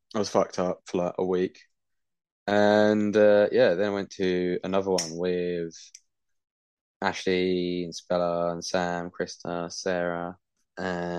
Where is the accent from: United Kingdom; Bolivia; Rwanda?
United Kingdom; I'm a Brit